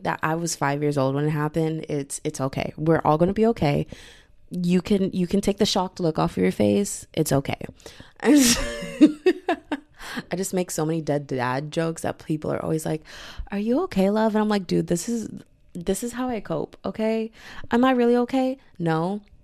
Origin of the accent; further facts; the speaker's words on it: Texas, United States; I am from Texas, I'm in America